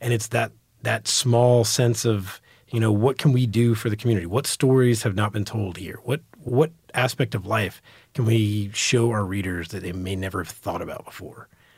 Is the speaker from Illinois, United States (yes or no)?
no; New York, United States; born there; now in Texas, United States; I was born in New York. My family's from New York.